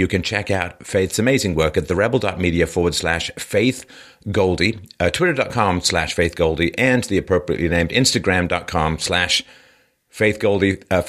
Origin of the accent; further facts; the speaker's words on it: Canada; Now, when I grew up in Canada, I first came to Canada in 1977.